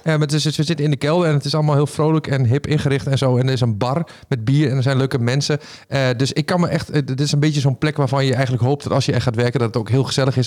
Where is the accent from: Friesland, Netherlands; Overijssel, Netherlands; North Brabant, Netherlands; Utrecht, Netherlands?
Overijssel, Netherlands; Raalte; accent: Low Saxon; ik ben opgegroeid in het Neder-Saxisch, om het maar zo te zeggen. Maar ik kom uit ja, Midden-Overijssel, uit de buurt van Raalte.